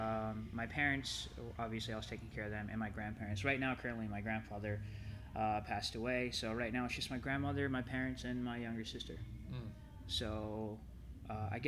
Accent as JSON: {"language": "English", "town": "Savannah", "region": "Georgia", "country": "United States", "tie": "born or raised there", "moved": "as an adult", "lives_now": "Ohio, United States", "said": "Born and raised in Savannah, Georgia"}